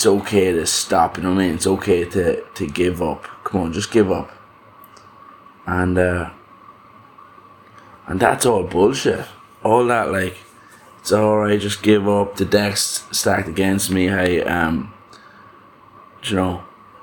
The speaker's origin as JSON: {"language": "English", "country": "Ireland", "tie": "born or raised there", "said": "growing up in Ireland"}